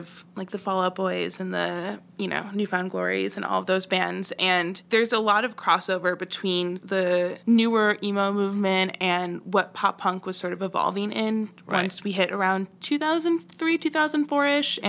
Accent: Chicago, Illinois, United States; I grew up in the Chicago scene

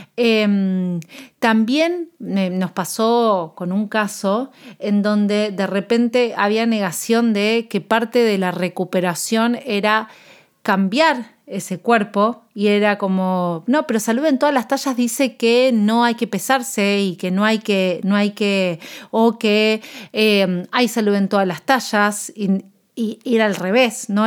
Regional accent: Argentina; yo soy nutricionista de Argentina

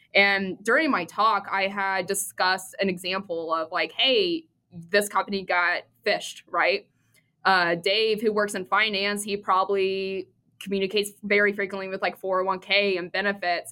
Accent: Midwest, United States; I grew up in the Midwest

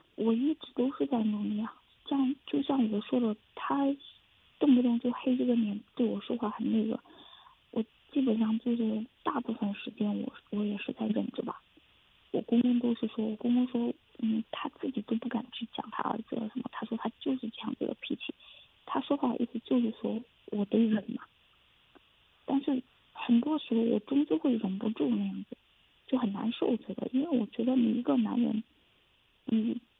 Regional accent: Hubei, China; moved away as an adult; now in Fujian, China; 我是从湖北嫁到福建这样子，又嫁得比较远

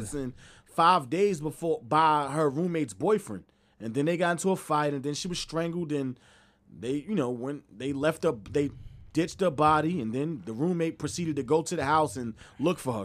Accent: New Jersey, United States; I'm from Jersey

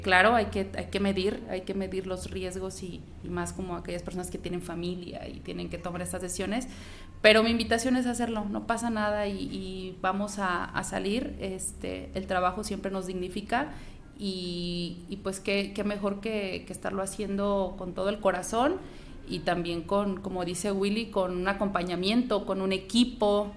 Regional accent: Guanajuato, Mexico; now in La Piedad, Mexico; yo soy guanajuatense

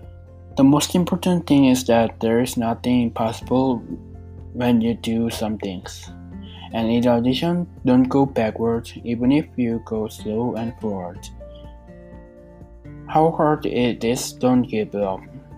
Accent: South Korea; English is a second language; moved away as an adult; now in Canada; I'm from South Korea.

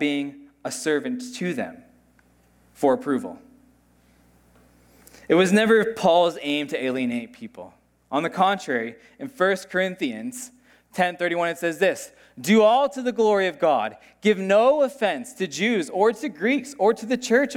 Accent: United States; moved away; I grew up in the States

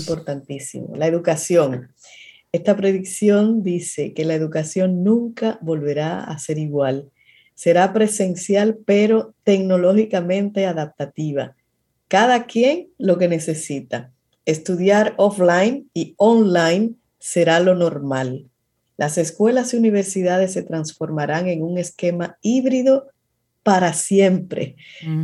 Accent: Dominican Republic; nosotros como dominicanos

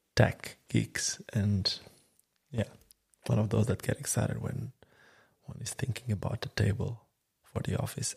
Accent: Sinj, Split-Dalmatia County, Croatia; my hometown called Sinj

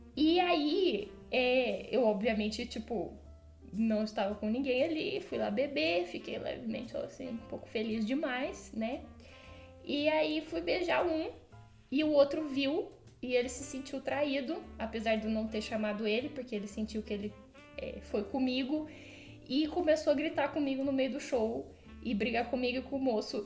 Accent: Franca, São Paulo, Brazil; sou de Franca

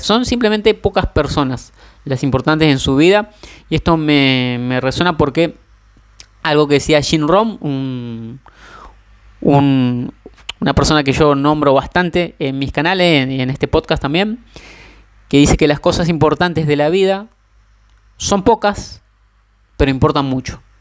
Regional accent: Argentina; soy argentino

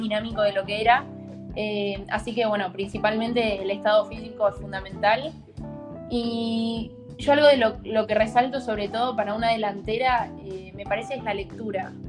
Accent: Argentina; also born or lived in Netherlands; nosotros como argentinos también desde lo social somos mucho más de, no sé, de abrazar

